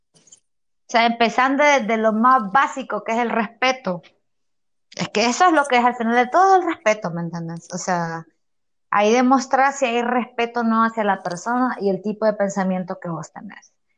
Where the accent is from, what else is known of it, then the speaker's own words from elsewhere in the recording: Honduras; yo soy hondureña